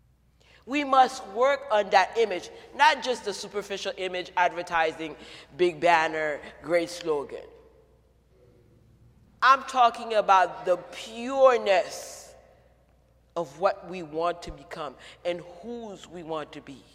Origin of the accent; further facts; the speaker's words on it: Haiti; moved away as an adult; now in United States; I grew up in Haiti